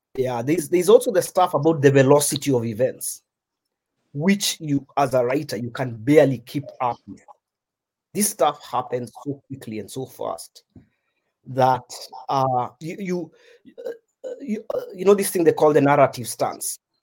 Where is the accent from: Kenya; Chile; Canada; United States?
Kenya; As Kenyans, yeah, as Kenyan writers